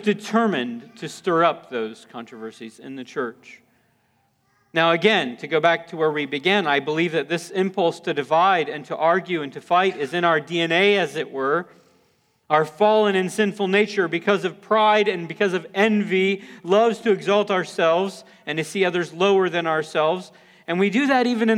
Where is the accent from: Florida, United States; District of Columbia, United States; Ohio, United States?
Florida, United States; near New Smyrna Beach; I grew up in Florida. We lived near New Smyrna Beach